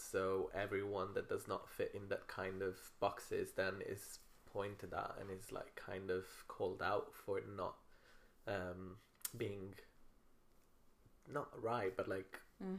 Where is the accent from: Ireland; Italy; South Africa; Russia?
Italy; Rome, Lazio; now in Manchester, United Kingdom; I'm from Rome.